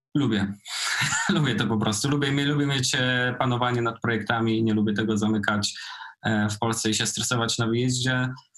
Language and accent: Polish; Nowa Sól, Lubusz Voivodeship, Poland; moved away; also born or lived in Poznań; oryginalnie jestem z podziemnej góry, z Nowej Soli.